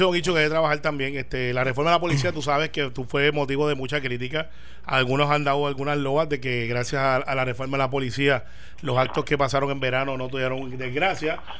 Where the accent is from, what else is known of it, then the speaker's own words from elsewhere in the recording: Puerto Rico; como buen puertorriqueño